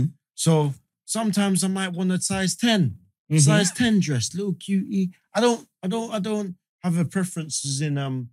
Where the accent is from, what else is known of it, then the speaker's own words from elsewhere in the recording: Jamaica; Because as a Jamaican, man, we show love to all sorts of stuff.